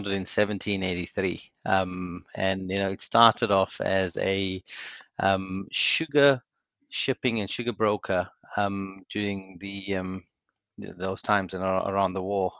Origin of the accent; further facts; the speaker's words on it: South Africa; moved away as an adult; now in United Kingdom; So I'm South African born. I did my university in South Africa. I moved to the UK in 2004.